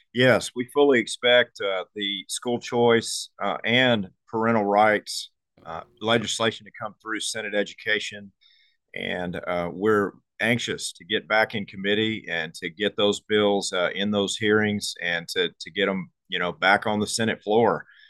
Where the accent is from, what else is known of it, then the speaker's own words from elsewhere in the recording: Conroe, Texas, United States; I was born and raised in, uh, Conroe, Texas